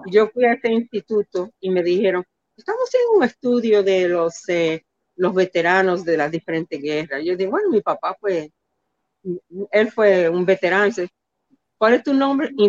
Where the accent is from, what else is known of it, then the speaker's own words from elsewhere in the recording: Dominican Republic; Nunca me, no, nunca, y yo no decía, yo soy dominicana.